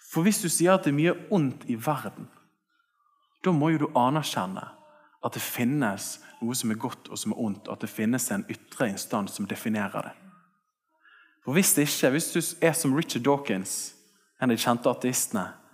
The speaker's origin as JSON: {"language": "Norwegian", "town": "Bergen", "region": "Vestland", "country": "Norway", "tie": "born or raised there", "said": "jeg vokste opp her oppe på Tertnes skole"}